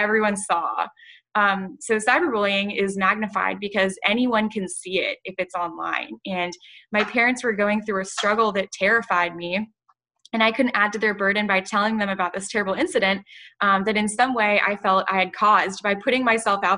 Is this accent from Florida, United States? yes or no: yes; Ponte Vedra Beach, Florida, United States; now in Tampa, United States; I'm from Ponte Beach, Florida